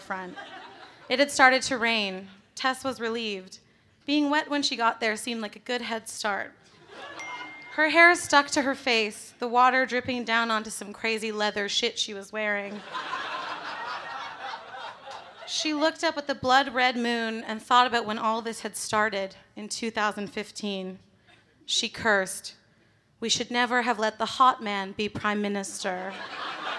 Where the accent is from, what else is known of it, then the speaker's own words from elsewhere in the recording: Canada; I'm from Canada, where Margaret Atwood is from